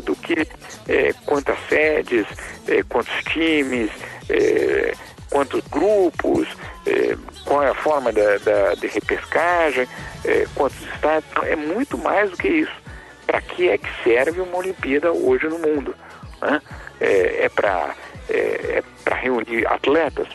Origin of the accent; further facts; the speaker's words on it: São Paulo, Brazil; now in Geneva, Switzerland; eu sou de São Paulo